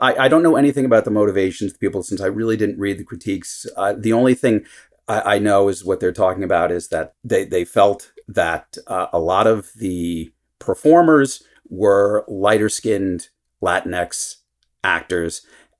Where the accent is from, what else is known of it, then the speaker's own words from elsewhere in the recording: New York City, New York, United States; So when I was growing up in New York, everyone is sort of defined by their identity